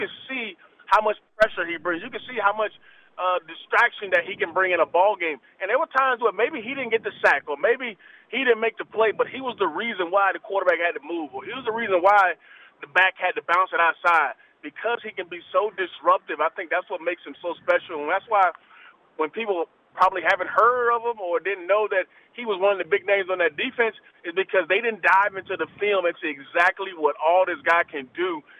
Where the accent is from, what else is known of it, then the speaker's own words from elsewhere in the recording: Atlanta, Georgia, United States; I'm from Atlanta, so I'm like, here goes the Atlanta number calling me.